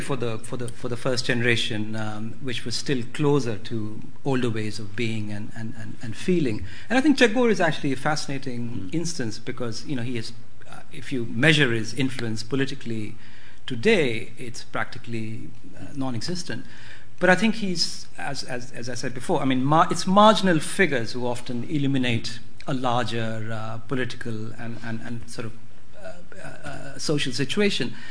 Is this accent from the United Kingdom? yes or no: no; India; the sort of nationalist histories that I grew up on in India